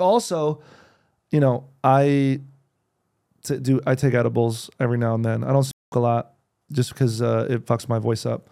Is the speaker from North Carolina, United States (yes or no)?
no; New Jersey, United States; also born or lived in New York; now in Los Angeles, United States; I was born in New Jersey